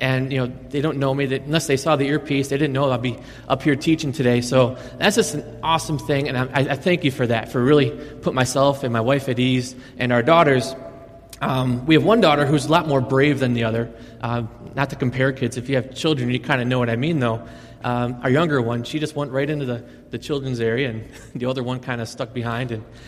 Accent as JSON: {"language": "English", "town": "Buffalo", "region": "New York", "country": "United States", "moved": "yes", "lives_now": "Las Vegas, United States", "said": "I'm actually from a city called Buffalo, New York."}